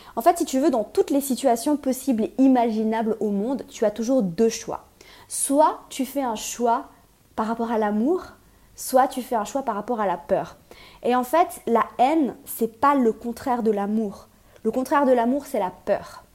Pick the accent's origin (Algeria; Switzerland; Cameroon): Switzerland; je suis suisse